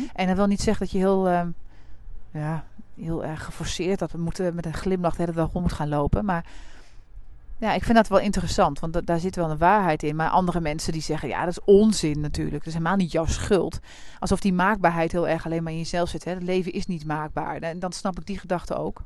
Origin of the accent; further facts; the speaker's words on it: Deventer, Overijssel, Netherlands; Ik kom ook uit Deventer